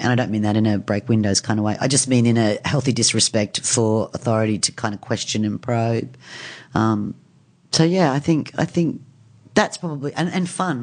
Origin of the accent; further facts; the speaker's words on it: Brisbane, Queensland, Australia; moved away as an adult; also born or lived in United States; I grew up in Queensland